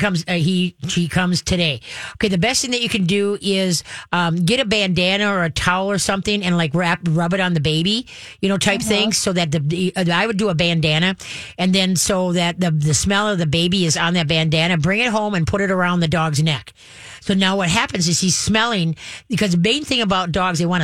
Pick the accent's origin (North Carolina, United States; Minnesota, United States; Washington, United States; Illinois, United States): Minnesota, United States; Roseville; I grew up on Alameda